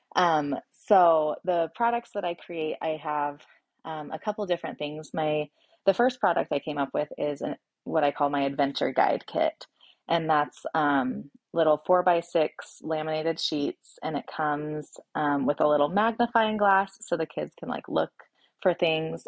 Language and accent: English; Oregon, United States; moved away as an adult; also born or lived in Washington; now in Boise, United States; I was born and raised in Oregon